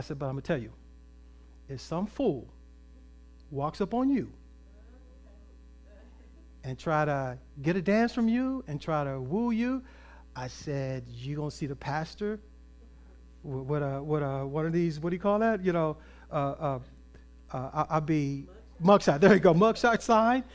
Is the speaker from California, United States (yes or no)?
yes; Compton, California, United States; I grew up in Compton